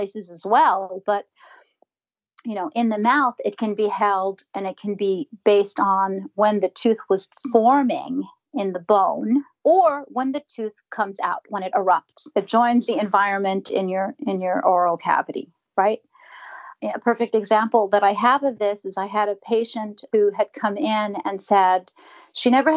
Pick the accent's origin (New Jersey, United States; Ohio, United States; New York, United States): New York, United States; I'm from New York